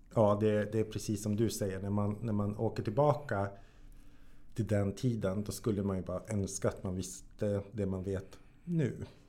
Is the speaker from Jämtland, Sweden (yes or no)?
no; Jokkmokk, Norrbotten County, Sweden; jag är född och uppväxt i Jokkmokk.